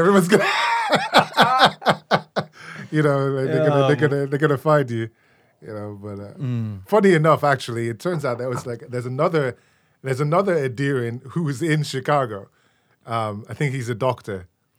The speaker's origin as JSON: {"language": "English", "region": "London", "country": "United Kingdom", "tie": "born there", "said": "so I was born in the United Kingdom. I was born in London. To Nigerian parents. I am Nigerian."}